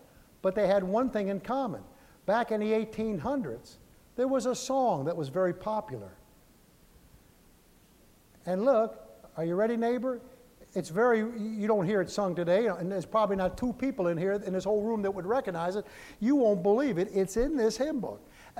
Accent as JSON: {"language": "English", "region": "Northern United States", "country": "United States", "said": "I'm a Yankee."}